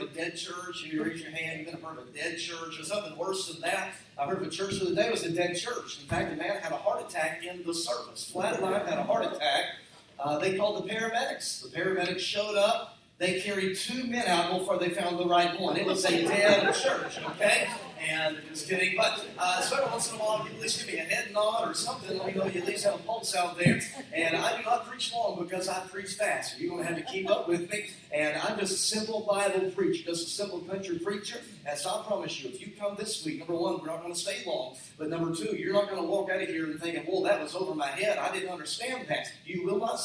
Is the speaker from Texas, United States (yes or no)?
yes; Cleburne, Texas, United States; moved away as an adult; now in Rogers, United States; I was born and raised in Texas.